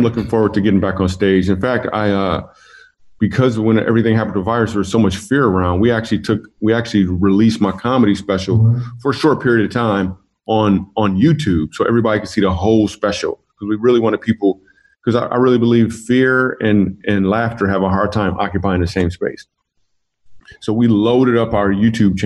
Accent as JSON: {"language": "English", "town": "Grand Rapids", "region": "Michigan", "country": "United States", "tie": "born or raised there", "moved": "yes", "said": "I am from Grand Rapids, Michigan. That's my hometown"}